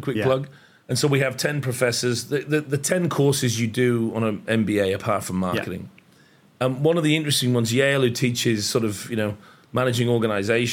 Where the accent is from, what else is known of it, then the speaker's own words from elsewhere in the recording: United Kingdom; now in Australia; I'm British. I carry a British passport. I happen to live in Australia, but I'm very proudly British.